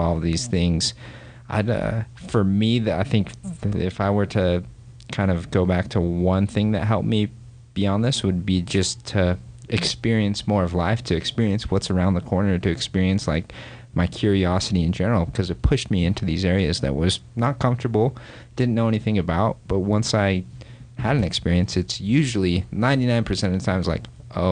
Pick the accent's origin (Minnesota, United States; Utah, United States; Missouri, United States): Utah, United States; Orem; I grew up here in Utah and grew up in Orem, Utah County, grew up Mormon